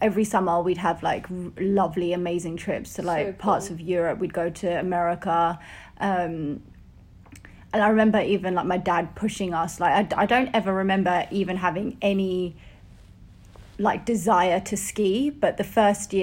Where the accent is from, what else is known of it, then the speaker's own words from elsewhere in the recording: Ilford, London, United Kingdom; also born or lived in Barking, East London / Essex; I was raised in Ilford, Essex.